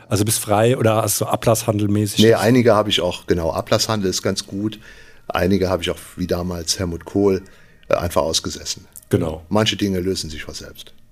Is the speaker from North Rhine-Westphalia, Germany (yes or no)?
no; Igel, Rhineland-Palatinate, Germany; now in Trier, Germany; Ich komme aus Igel, das kennt natürlich keiner, also ein kleines Dorf bei Trier. Wir wohnen jetzt in Trier.